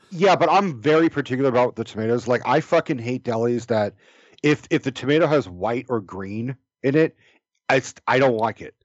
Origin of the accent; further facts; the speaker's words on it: California, United States; I'm from California.